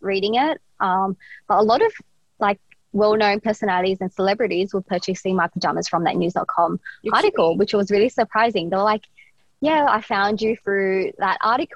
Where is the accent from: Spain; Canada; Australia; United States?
Australia; we needed that growing up in Australia